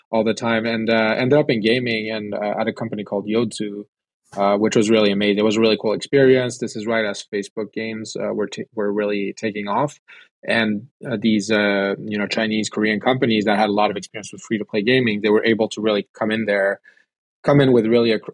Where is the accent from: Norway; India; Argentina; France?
France; also born or lived in Sweden / United States / China; I'd say uh, I grew up in France and Sweden. Uh, went to the U.S. where I studied film.